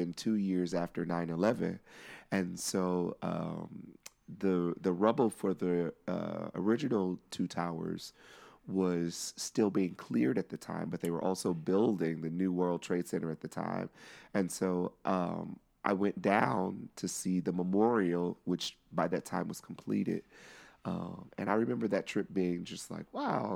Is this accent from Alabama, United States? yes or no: no; Missouri, United States; I am from Missouri